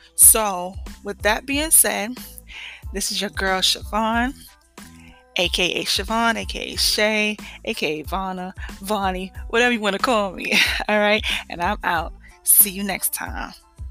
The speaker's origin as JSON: {"language": "English", "region": "New York", "country": "United States", "tie": "born or raised there", "moved": "as an adult", "lives_now": "Georgia, United States", "said": "I'm from New York, okay? Born and raised."}